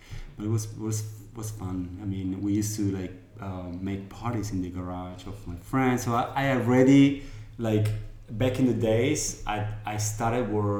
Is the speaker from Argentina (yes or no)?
yes; Patagonia, Argentina; now in Italy; I was born in Patagonia, in Argentina.